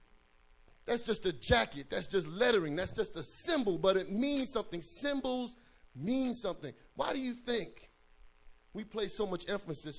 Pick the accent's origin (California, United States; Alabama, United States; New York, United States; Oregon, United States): New York, United States; moved away; when I was growing up in New York, we had a number of gangs